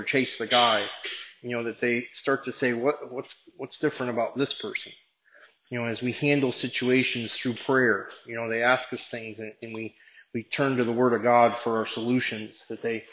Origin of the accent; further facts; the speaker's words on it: Binghamton, New York, United States; my hometown of Binghamton